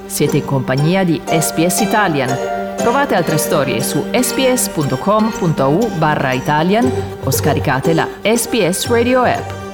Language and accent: Italian; Myrtleford, Victoria, Australia; Italian is a second language; also born or lived in Turin / Melbourne; Il paese dove sono cresciuta, Myrtleford